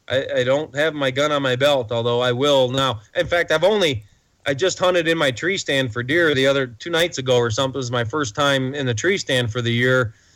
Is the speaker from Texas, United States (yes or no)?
no; Detroit, Michigan, United States; now in Montana, United States; I grew up in Detroit, the outskirts of Detroit, not the inner city, but we played down there a lot as teenagers.